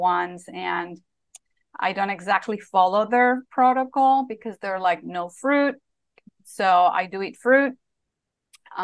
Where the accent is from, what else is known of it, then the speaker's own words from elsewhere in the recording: Spain; when I was a little girl growing up in Spain